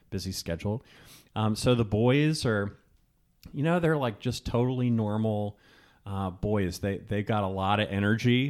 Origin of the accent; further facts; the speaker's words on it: Virginia, United States; moved away; also born or lived in Richmond, Virginia; I grew up in Virginia. I have lots of family from South Carolina